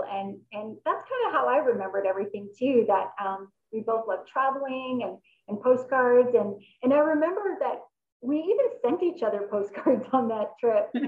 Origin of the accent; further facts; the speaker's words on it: Canada; accent: North American; also born or lived in Germany; being born in Germany and then having grown up here in Canada you know, I kind of felt like I was German. But then in my early 20s, I moved back to Germany.